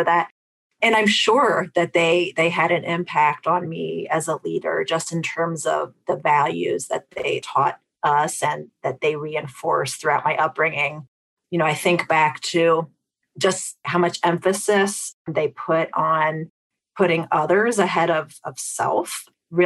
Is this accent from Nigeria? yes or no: no; Fort Wayne, Indiana, United States; Midwestern girl at heart. I was born in Fort Wayne, Indiana, one of four siblings and middle child